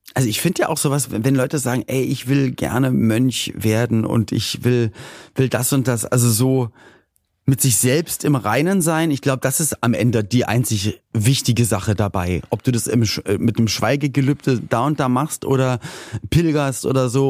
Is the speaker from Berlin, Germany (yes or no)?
yes; Berlin, Germany; Ich komme ja aus, aus Berlin-Spandau